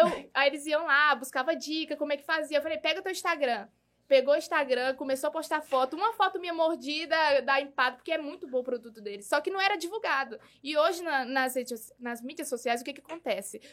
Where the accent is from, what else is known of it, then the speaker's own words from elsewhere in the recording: Parauapebas, Pará, Brazil; nascida e criada em Parauapebas